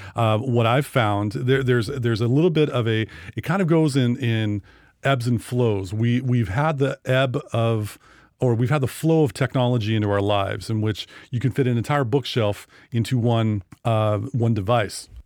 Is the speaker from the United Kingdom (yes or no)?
no; Sequim, Washington, United States; my hometown